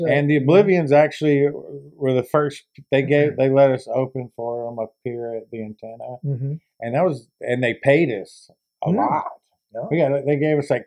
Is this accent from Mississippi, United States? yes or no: yes; Oxford, Mississippi, United States; I'm from, you know, Oxford, Mississippi